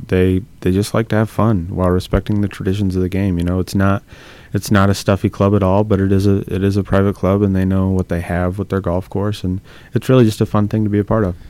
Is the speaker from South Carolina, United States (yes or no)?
no; Bloomington, Illinois, United States; I grew up in Bloomington Normal um, at a public golf course